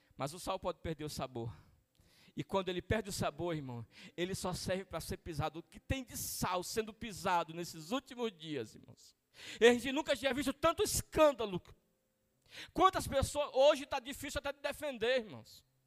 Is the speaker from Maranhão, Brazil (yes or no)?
yes; Maranhão, Brazil; moved away; Eu sou nordestino do Maranhão